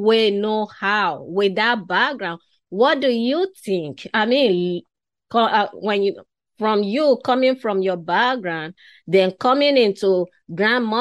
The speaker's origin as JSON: {"language": "English", "country": "Nigeria", "tie": "born or raised there", "said": "I was born and raised in West Africa in Nigeria"}